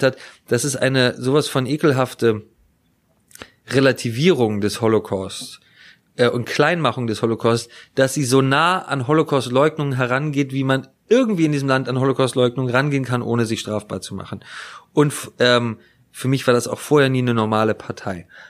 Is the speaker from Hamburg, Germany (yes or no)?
yes; Hamburg, Germany; als Hamburger